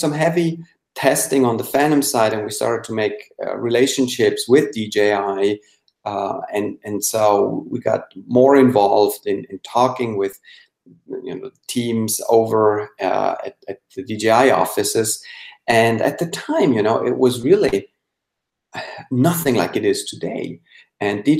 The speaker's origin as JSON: {"language": "English", "country": "Switzerland", "tie": "born or raised there", "second_language": "English", "moved": "as an adult", "lives_now": "United States", "said": "I was born and raised in Switzerland, but I moved over to the United States in 97"}